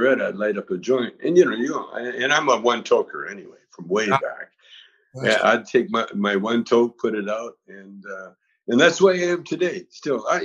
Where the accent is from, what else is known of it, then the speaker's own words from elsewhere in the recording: Vancouver, British Columbia, Canada; moved away as an adult; now in United States; We used to sneak down to America from Vancouver